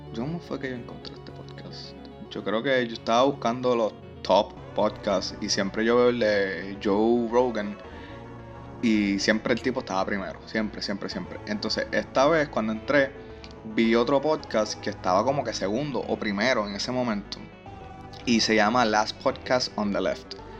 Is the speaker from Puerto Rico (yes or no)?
yes; Trujillo Alto, Puerto Rico; yo soy de Trujillo Alto